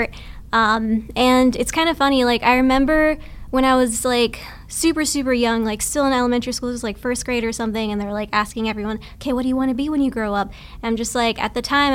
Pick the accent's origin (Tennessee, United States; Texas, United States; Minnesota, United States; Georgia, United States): Texas, United States; moved away as an adult; also born or lived in Vancouver; now in Bay Area, United States; I was born and raised in Texas